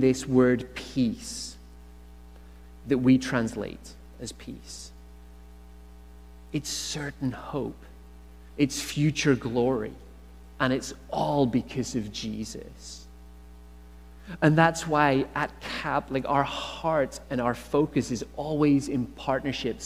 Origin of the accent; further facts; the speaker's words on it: Northern Ireland, United Kingdom; accent: Irish; moved away as an adult; now in Canada; Growing up in Northern Ireland